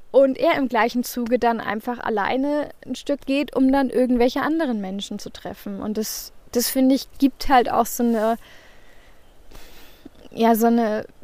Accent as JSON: {"language": "German", "region": "Northern Germany", "country": "Germany", "said": "Aber als Norddeutsche habe ich da immer so ein bisschen Respekt vor diesen ganzen Höhenmetern."}